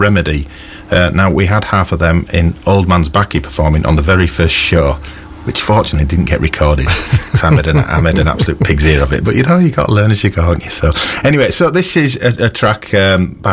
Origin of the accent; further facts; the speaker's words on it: Yorkshire and the Humber, United Kingdom; We're from Yorkshire